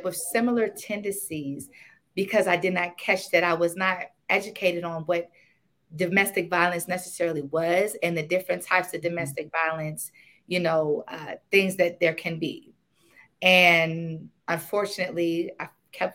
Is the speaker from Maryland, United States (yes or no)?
yes; Maryland, United States; also born or lived in Washington, D.C.; I was born in D.C. and I grew up until I was about 5 years old. And I moved out to Maryland.